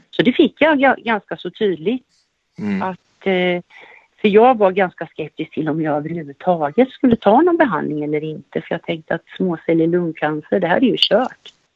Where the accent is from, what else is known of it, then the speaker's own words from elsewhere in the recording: Västervik, Kalmar County, Sweden; moved away as an adult; also born or lived in Norrköping; jag är född och uppvuxen i Västervik och på senare år så flyttade jag till Norrköping och har bott i Norrköping cirka 15 år